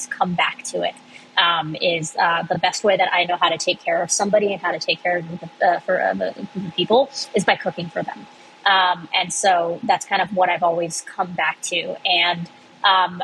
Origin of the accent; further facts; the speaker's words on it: Cincinnati, Ohio, United States; moved away as an adult; also born or lived in Boston; I grew up in Cincinnati, but went to college in Boston